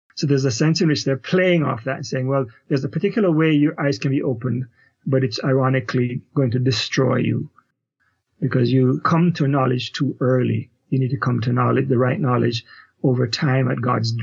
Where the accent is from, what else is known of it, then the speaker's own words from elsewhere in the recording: Kingston, Jamaica; moved away as an adult; also born or lived in Canada; now in United States; so I am originally a Jamaican, grew up in Kingston, Jamaica, did my Bachelor of Theology degree there, and immigrated to Canada after